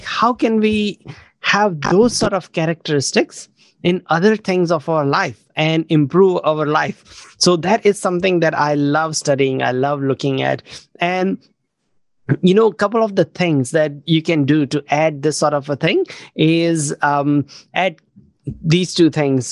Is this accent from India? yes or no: yes; India; now in New Zealand; I grew up in India, but then last over 20 years, I've been mostly living in New Zealand